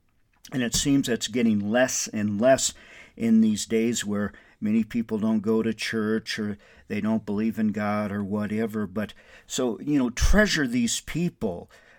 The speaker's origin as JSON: {"language": "English", "town": "Windham", "country": "United States", "tie": "born or raised there", "said": "that's one reason why I keep going back to Windham and loving my hometown, because there's many people like Dave in my life, in my hometown, who have helped shape me to be the man I am today."}